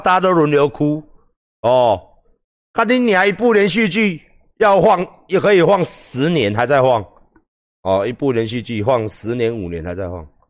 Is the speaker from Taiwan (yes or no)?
yes; Taiwan; 我们台湾人